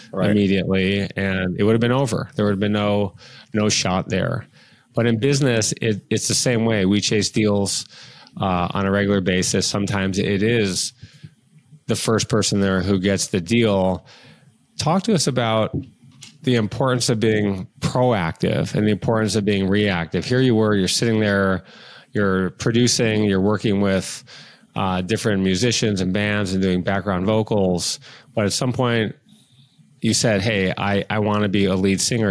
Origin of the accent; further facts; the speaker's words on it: Detroit, Michigan, United States; I'm from Detroit